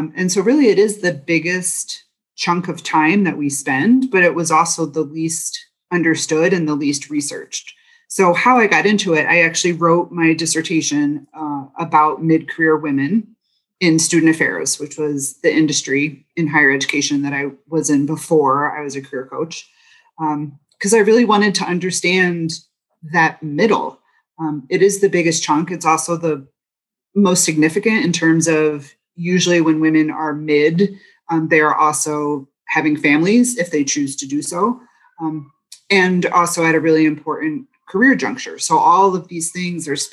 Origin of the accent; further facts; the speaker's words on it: East Coast, United States; moved away as an adult; also born or lived in Boston; now in Michigan, United States; I'm not a Michigander. I'm a transplant, born and raised on the East Coast and went to school in Boston.